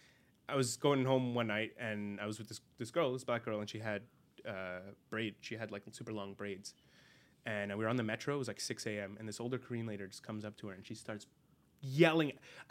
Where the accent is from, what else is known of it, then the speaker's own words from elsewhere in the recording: Lebanon; Then I tell him I'm from Lebanon. Okay, very appropriate for Lebanon.